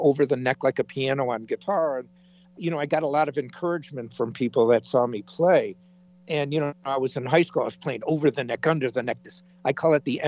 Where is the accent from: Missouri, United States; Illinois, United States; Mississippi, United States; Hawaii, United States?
Illinois, United States; Chicago; moved away as an adult; I'm from the Chicago area.